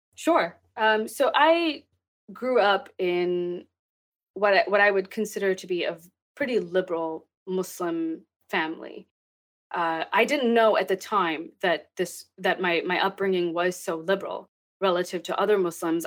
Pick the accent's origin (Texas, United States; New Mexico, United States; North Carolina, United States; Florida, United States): Texas, United States; also born or lived in Pakistan; I grew up in Texas. I was born in Pakistan and I moved here. Um, I think I was seven or eight when we immigrated to the United